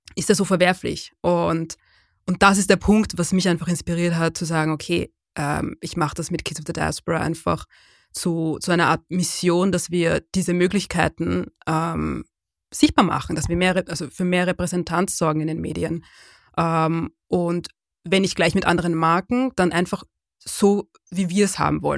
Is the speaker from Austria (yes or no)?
yes; Lower Austria, Austria; also born or lived in Vienna; wir sind nicht nur in Wien aufgewachsen, wir sind in Niederösterreich aufgewachsen